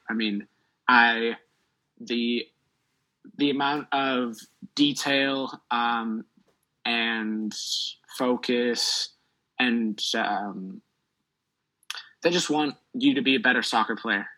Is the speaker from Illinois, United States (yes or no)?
no; Milwaukee, Wisconsin, United States; I'm from Milwaukee, Wisconsin